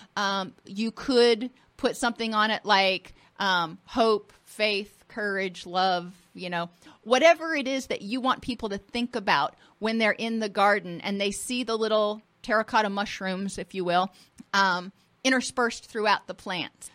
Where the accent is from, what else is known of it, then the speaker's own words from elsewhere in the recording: Florida, United States; I grew up in Florida and I grew up on the water